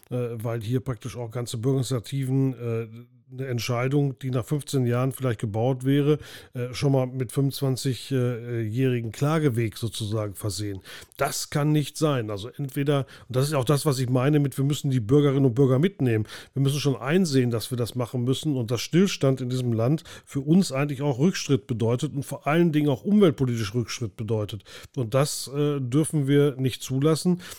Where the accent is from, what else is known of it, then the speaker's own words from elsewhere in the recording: Bochum, North Rhine-Westphalia, Germany; Für mich als Bochumer ist es überhaupt keine Alternative, mit dem Flugzeug nach Berlin zu fliegen.